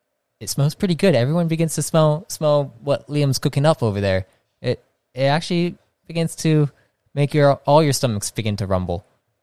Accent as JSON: {"language": "English", "region": "California", "country": "United States", "said": "I'm Californian."}